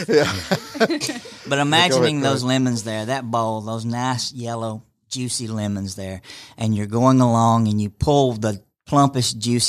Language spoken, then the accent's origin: English; Rome, Georgia, United States; I'm from here in Rome.